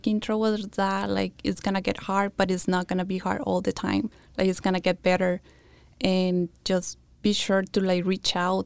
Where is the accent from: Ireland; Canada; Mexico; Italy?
Mexico; English is a second language; moved away as an adult; also born or lived in Yuma County, Arizona; now in Yuma, United States; I graduated high school in Mexico, and then I came over here